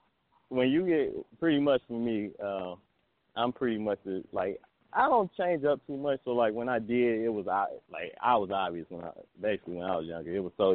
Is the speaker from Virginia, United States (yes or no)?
no; Detroit, Michigan, United States; I'm from Detroit.